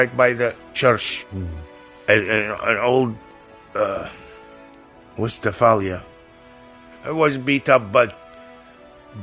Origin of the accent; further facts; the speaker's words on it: Libya; English is a second language; moved away as an adult; also born or lived in Perugia, Italy; now in Seattle, United States; I'm from Libya.